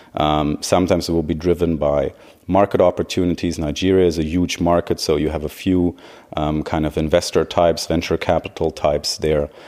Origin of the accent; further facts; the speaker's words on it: Göttingen, Lower Saxony, Germany; moved away as an adult; From Germany originally, uh, from the area of Göttingen